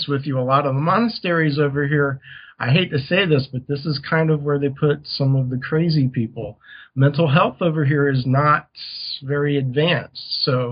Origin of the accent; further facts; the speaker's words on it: United States; moved away as an adult; also born or lived in Taiwan; back in my hometown, back in the States